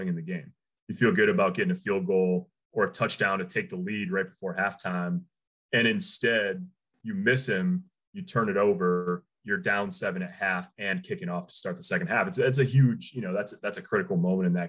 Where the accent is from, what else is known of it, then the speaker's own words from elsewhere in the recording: Big Ten country, Midwest, United States; moved away; I grew up in Big Ten country